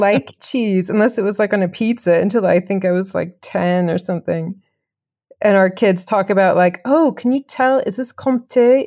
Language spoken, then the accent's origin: English; Chapel Hill, North Carolina, United States; moved away as an adult; also born or lived in England / Kenya / Geneva, Switzerland; now in France; I'm from Chapel Hill, uh, North Carolina, originally born and raised, like, one place.